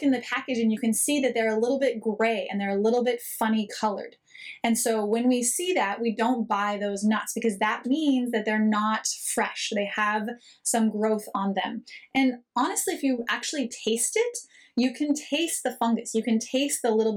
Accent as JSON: {"language": "English", "country": "United States", "also_born_or_lived": "Israel", "moved": "as an adult", "said": "I am an American"}